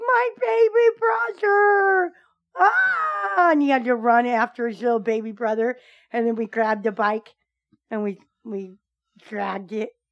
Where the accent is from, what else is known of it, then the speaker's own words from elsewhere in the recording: United States; I'm an American